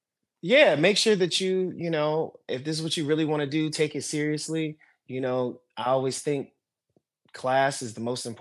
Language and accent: English; East Coast, United States; You know, I'm born and raised on the East Coast. You know, all my family is from Maryland to Massachusetts to Florida.